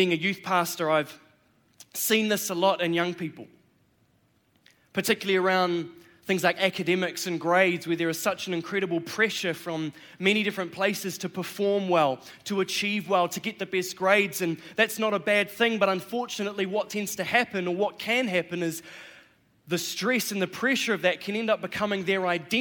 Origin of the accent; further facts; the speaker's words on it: New Zealand; I'm a Kiwi. I was born here in New Zealand, born and raised